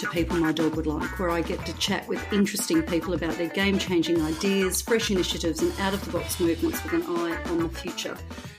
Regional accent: Perth, Western Australia, Australia; my hometown, Perth

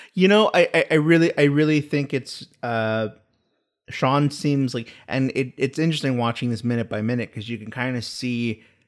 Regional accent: United States

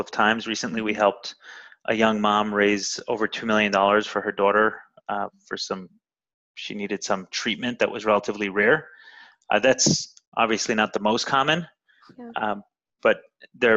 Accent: New York City, New York, United States; now in Miami, United States; I'm originally from Brooklyn. I grew up in a Orthodox Jewish home

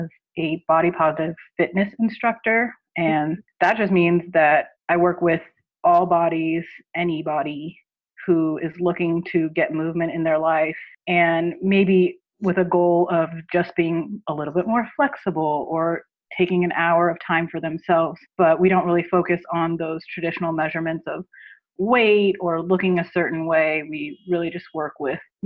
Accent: Southern California, United States; now in Philadelphia, United States; I grew up in Southern California, so I grew up with a very different demographic than I'm working with here

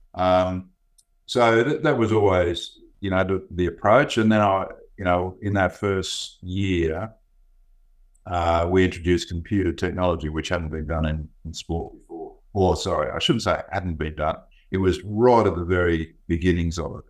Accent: Gold Coast, Queensland, Australia; I grew up on the, uh, the Gold Coast um, back in the late 50s, early 60s

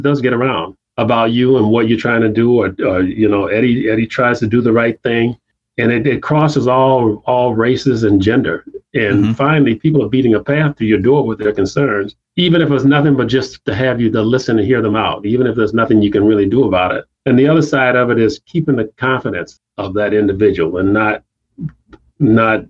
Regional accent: South Haven, Michigan, United States; also born or lived in Chicago, Illinois / Cottondale, Alabama; I started elementary school right here in South Haven, where I grew up

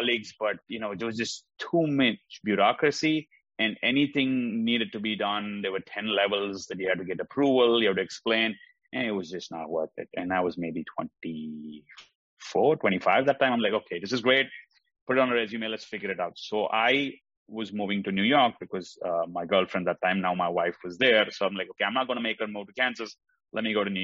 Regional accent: India; moved away as an adult; also born or lived in Oklahoma; now in United States; I grew up in India. That's where I went to school.

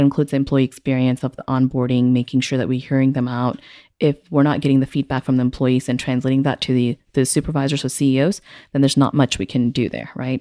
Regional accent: Singapore; also born or lived in Houston, Texas; now in Midland, United States; I was born and raised in Singapore

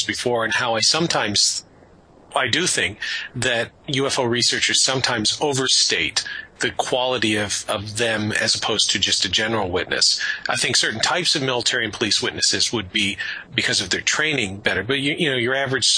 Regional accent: Canada; I'm a Canadian

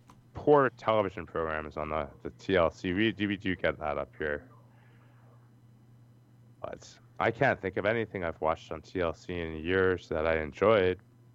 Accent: Canada; I'm Canadian.

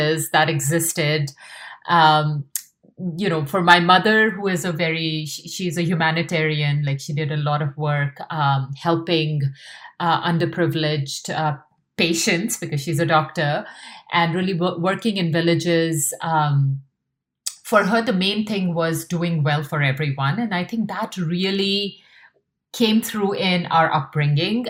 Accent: Meerut, Uttar Pradesh, India; moved away as an adult; now in New York, United States; I grew up in North India in a small town called Meerut, which is a cantonment.

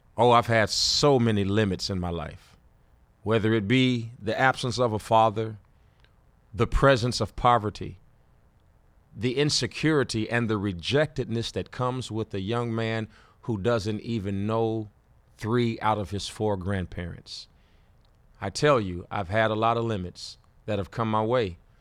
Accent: Gary, Indiana, United States; also born or lived in Fort Wayne, Indiana; I grew up in Gary, Indiana

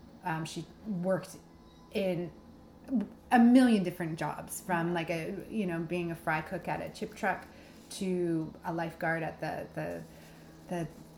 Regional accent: Bayside, Ontario, Canada; in Bayside, so that's just a little bit north of Prince Edward County, in between Trenton and Belleville.

